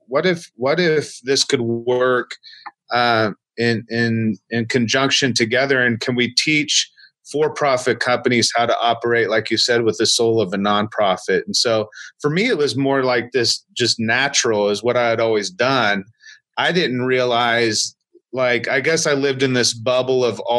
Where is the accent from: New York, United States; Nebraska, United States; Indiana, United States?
Indiana, United States; Marion; a church in my hometown where I was born, in a small town of Marion, Indiana.